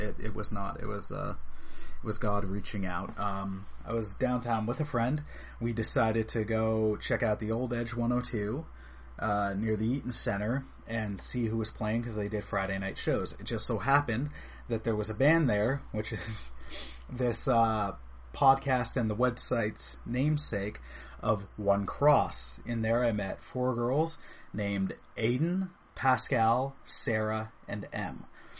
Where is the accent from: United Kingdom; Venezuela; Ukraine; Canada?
Canada; East York, Ontario; I was born and raised in East York from an awesome mom, a great aunt, and while he was alive, an awesome dad